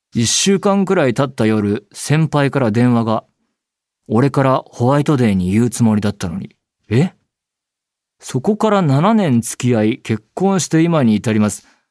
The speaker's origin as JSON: {"language": "Japanese", "region": "Saitama", "country": "Japan", "tie": "born or raised there", "said": "僕は埼玉県えー、出身"}